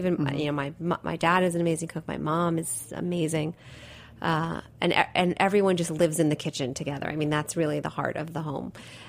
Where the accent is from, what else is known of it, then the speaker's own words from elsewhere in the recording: Italy; born there; I was born in Italy, so it's just in the DNA.